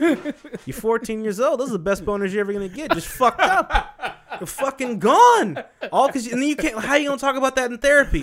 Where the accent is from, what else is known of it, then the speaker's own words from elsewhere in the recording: Wichita, Kansas, United States; also born or lived in Marietta; now in Atlanta, United States; growing up in Kansas, I was used to being, like, the only black guy